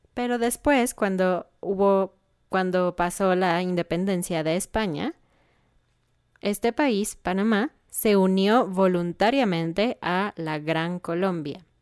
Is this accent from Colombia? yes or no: no; Mexico